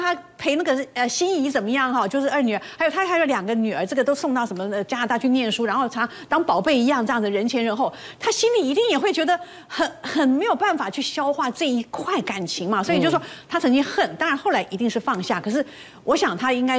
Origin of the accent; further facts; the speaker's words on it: Taiwan; 我们台湾人